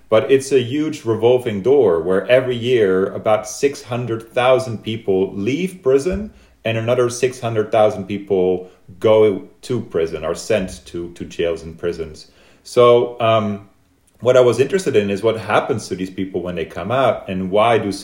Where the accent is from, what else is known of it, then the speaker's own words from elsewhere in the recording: Netherlands; moved away as an adult; now in United States; when I moved to the US, I was from Holland.